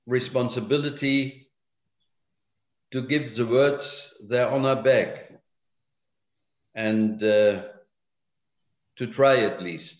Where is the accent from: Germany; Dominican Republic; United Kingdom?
Germany; English is a second language; my work there as a young German